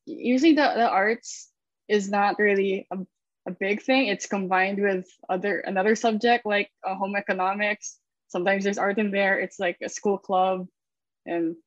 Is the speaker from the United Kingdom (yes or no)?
no; Philippines; also born or lived in Savannah, Georgia, United States; I'm from the Philippines. Born and raised here all the way until I took my grad degree in SCAD in Savannah